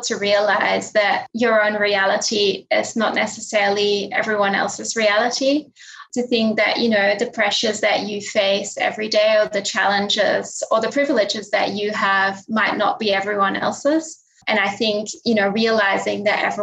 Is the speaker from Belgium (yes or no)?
yes; Linden, Flanders, Belgium; moved away; also born or lived in Sydney, Australia; Belgium, where I grew up, my hometown of Linden.